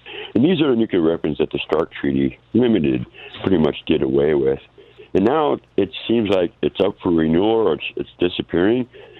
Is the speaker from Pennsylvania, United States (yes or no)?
no; Bay Area, California, United States; now in Lucerne, United States; I come from the Bay Area. It's my hometown.